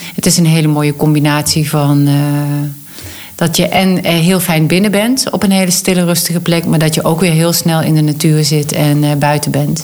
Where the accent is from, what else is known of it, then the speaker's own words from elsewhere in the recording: North Limburg, Netherlands; accent: Limburgish; mensen horen wel dat ik een Limburgs accent heb. Dus ik kom uit Noord-Limburg